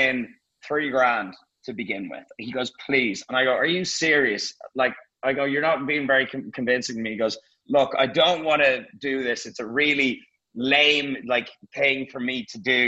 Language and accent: English; Dublin, Leinster, Ireland; moved away as an adult; also born or lived in London; now in Marbella, Spain; I had to go back to Dublin to put some stuff in storage and, you know, see my family